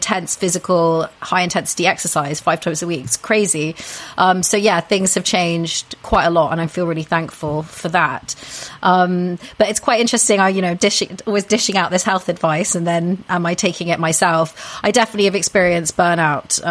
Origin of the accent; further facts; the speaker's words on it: United Kingdom; being very British myself